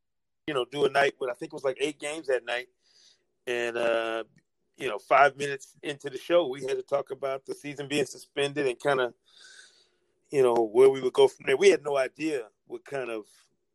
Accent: Grand Rapids, Michigan, United States; moved away as an adult; also born or lived in Jackson, Mississippi; Grand Rapids, Michigan is my hometown

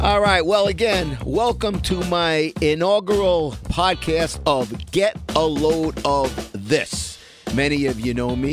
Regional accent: New York City, New York, United States; also born or lived in Bronx, New York; even though I was born in the Bronx, I'm a Brooklyn guy

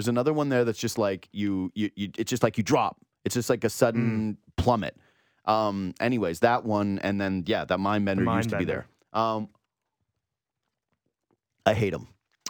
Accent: Whitehorse, Yukon, Canada; Again, I was from Whitehorse, Yukon. So whenever I would come to Ontario, or if I would go to California, that would be an event or a thing to do.

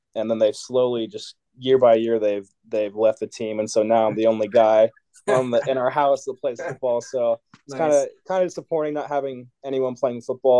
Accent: Washington, United States; moved away as an adult; now in Colorado, United States; I'm from Washington

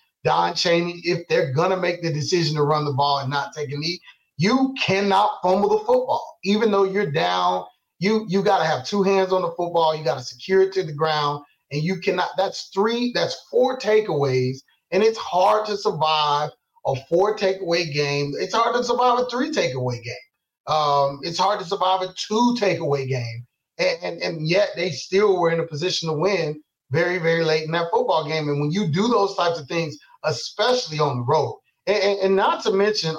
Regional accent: Atlanta, Georgia, United States; I'm from Atlanta and the guy wasn't down, you know, it doesn't matter what city you're from.

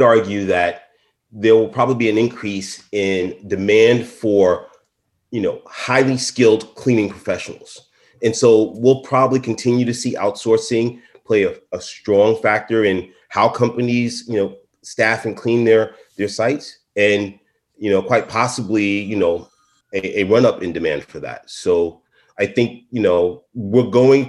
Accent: New York City, New York, United States; I am truly from Brooklyn

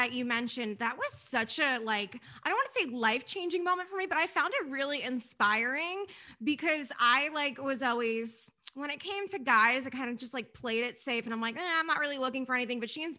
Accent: New York City, New York, United States; moved away; also born or lived in New Jersey; originally, I'm from Staten Island originally, which is part of New York

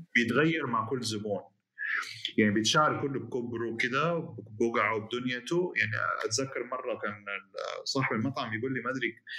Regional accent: Jeddah, Makkah Province, Saudi Arabia; عندنا بجده

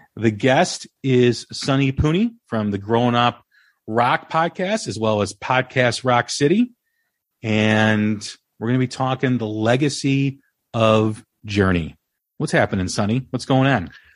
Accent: Des Plaines, Illinois, United States; my hometown, Des Illinois

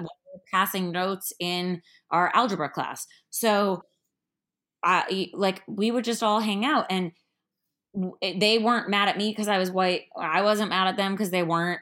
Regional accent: Miami, Florida, United States; I'm from Miami

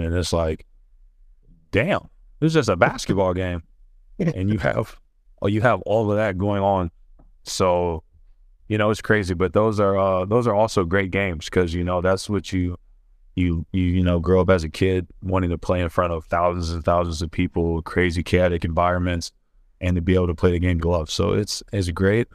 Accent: Ohio, United States; moved away as an adult; I'm from Ohio

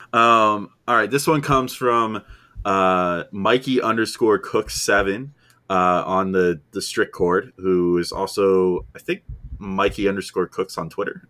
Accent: New Jersey, United States; I'm from New Jersey

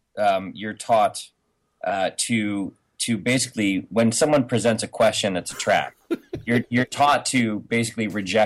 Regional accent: Hartford, Connecticut, United States; now in Los Angeles, United States; my entire youth growing up in Hartford

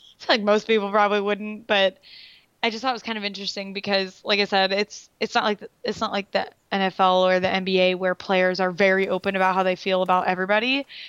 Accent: Raleigh, North Carolina, United States; they're, they're my hometown.

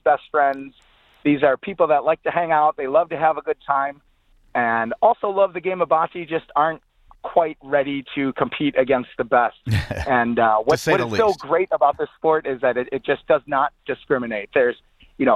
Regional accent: Chicago, Illinois, United States; I am from Chicago

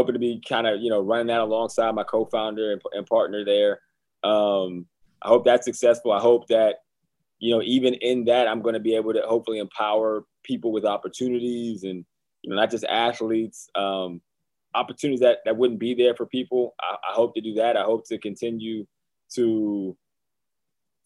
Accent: Johnstown, Pennsylvania, United States; moved away; my hometown of Johnstown, Pennsylvania

